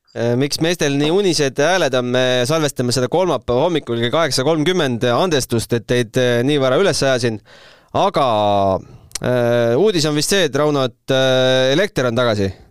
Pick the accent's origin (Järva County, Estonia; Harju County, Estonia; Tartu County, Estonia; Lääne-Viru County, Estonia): Tartu County, Estonia; Tartu; mina ka Tartust